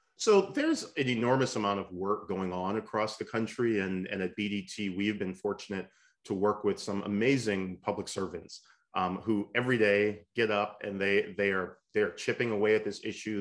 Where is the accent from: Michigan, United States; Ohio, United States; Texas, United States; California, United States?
Michigan, United States; the state of Michigan, uh, uh which, which is wonderful as, as my home state